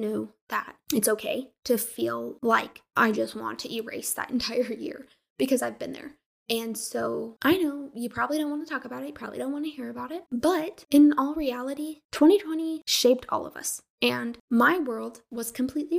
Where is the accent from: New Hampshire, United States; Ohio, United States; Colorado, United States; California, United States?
Colorado, United States; moved away as an adult; I'm from Colorado, and I'm this crazy, wild Westerner